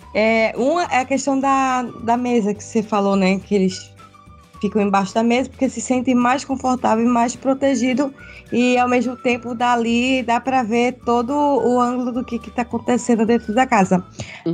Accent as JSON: {"language": "Portuguese", "region": "Pernambuco", "country": "Brazil", "tie": "born or raised there", "moved": "as an adult", "lives_now": "Santa Catarina, Brazil", "said": "eu sou de, de Pernambuco, natural de Pernambuco, mas eu moro em Santa Catarina"}